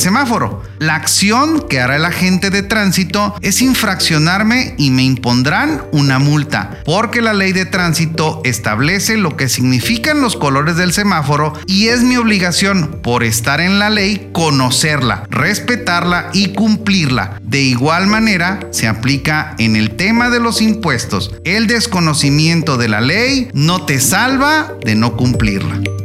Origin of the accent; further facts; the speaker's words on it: Mexico; en mi país, México